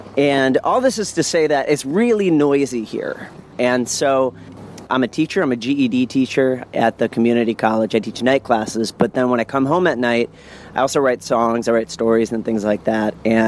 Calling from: New Orleans, Louisiana, United States; So I'm calling from New Orleans, Louisiana.

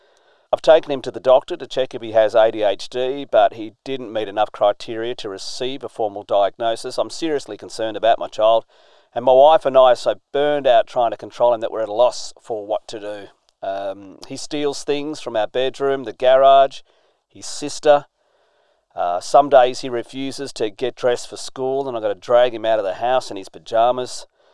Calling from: Adelaide, South Australia, Australia; I'm phoning in from Adelaide, Australia.

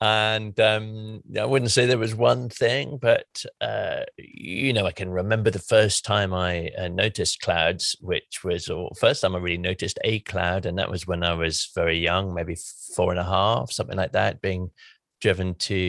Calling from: South West England, United Kingdom; Hi, Mary. I'm calling from Somerset in England.

